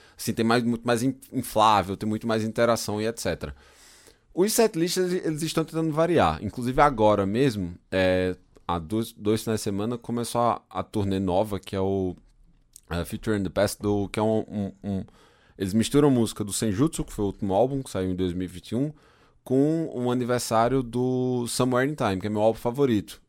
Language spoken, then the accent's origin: Portuguese; interior of Paraíba, Brazil; now in Germany; eu sou do interior da Paraíba